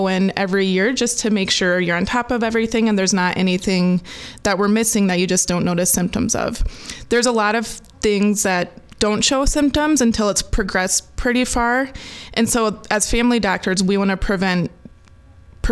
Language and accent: English; Dysart, Iowa, United States; also born or lived in Cedar Falls, Iowa / Kirksville, Missouri / Des Moines, Iowa / Waterloo, Iowa; I grew up in a small town in Iowa, and I love the community feel that comes with a small town.